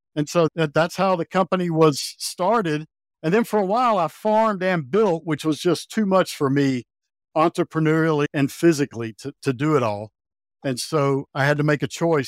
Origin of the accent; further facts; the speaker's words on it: North Carolina, United States; now in Montana, United States; I grew up in North Carolina